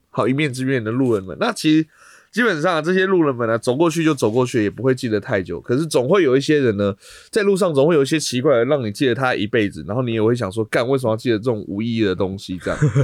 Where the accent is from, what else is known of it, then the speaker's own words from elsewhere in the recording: Taiwan; 在我们台湾这边啊